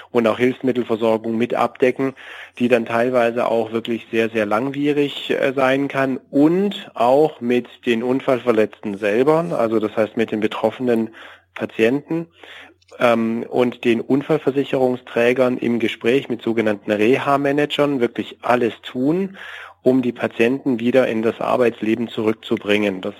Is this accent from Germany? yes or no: yes; Stuttgart, Baden-Württemberg, Germany; weil ja schon immer mein Wunsch auch im süddeutschen Raum als Stuttgarter erst recht so in der Nähe bleiben zu können